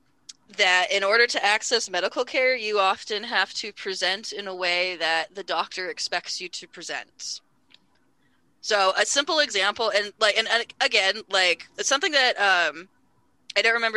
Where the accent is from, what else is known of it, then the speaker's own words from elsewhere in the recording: Bay Area, California, United States; I grew up in the Bay Area